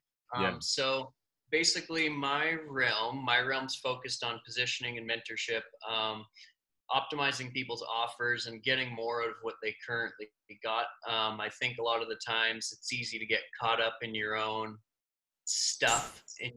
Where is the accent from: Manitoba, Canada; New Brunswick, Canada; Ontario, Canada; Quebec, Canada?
Manitoba, Canada; Winnipeg; moved away; I'm from Winnipeg originally